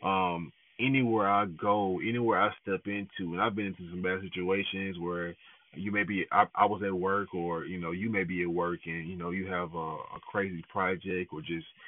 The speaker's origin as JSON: {"language": "English", "region": "the South", "country": "United States", "accent": "southern", "said": "my southern accent is coming out a little bit"}